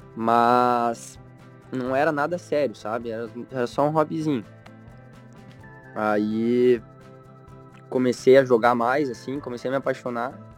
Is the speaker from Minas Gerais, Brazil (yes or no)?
no; Pato Branco, Paraná, Brazil; moved away as an adult; also born or lived in Curitiba / United States; now in Florianópolis, Brazil; eu sou natural de Pato Branco, que nem você, tanto que a gente estudou muito tempo juntos, mas eu fui bem novo para Curitiba